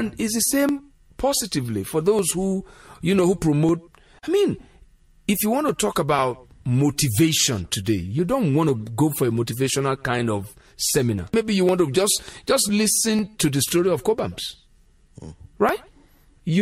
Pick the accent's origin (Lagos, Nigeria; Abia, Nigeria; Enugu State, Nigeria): Lagos, Nigeria; where I grew up in Lagos, you know, that around Yaba